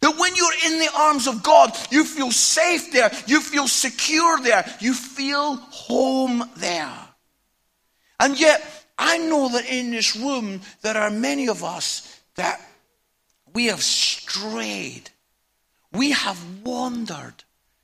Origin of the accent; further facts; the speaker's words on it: Scotland, United Kingdom; I'm Scottish.